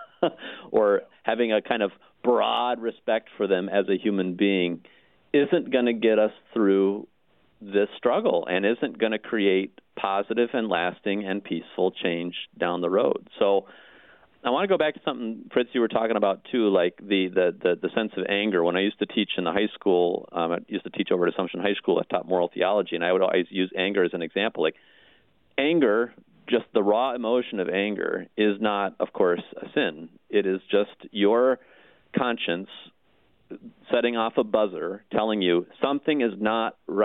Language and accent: English; Iowa, United States; The town I grew up in, Iowa, was a little bit bigger